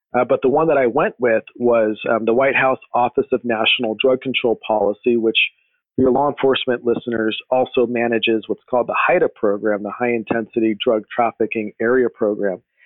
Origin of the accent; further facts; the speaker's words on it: Riverside, California, United States; moved away as an adult; also born or lived in San Bernardino / Los Angeles / Washington D.C.; now in Texas, United States; I was born and raised in in Southern California, uh, in uh, what's known as the Inland Empire area, uh, Riverside